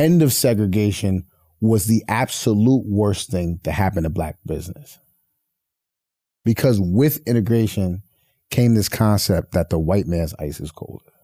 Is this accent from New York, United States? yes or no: yes; Poughkeepsie, New York, United States; I'm from Poughkeepsie, New York, upstate New York